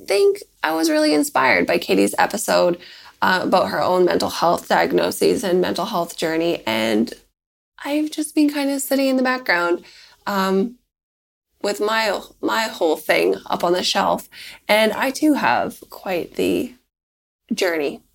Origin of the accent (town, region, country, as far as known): Victoria, British Columbia, Canada; now in United States